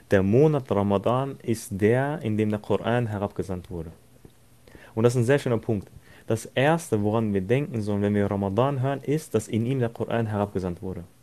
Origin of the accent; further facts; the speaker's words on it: Turkey; ich selbst bin ja Türke, also für die, die es nicht wissen, ich selbst bin Türke.